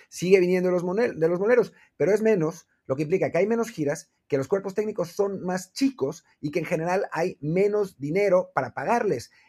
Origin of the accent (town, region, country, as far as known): Mexico